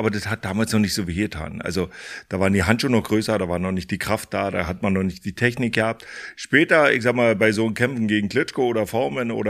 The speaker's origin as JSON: {"language": "German", "town": "Fürstenwalde", "region": "Brandenburg", "country": "Germany", "tie": "born or raised there", "said": "ich komme ja aus der ehemaligen DDR, äh, bin groß geworden in Fürstenwalde, das ist hier auch klar um der Ecke"}